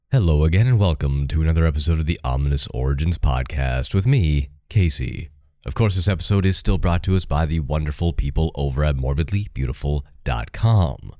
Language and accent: English; Canada; I'm Canadian